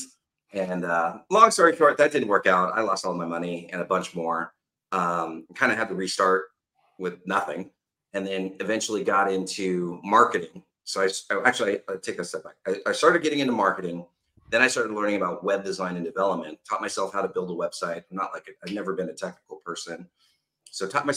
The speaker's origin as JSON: {"language": "English", "town": "Los Angeles", "region": "California", "country": "United States", "said": "I'm originally from Los Angeles, California"}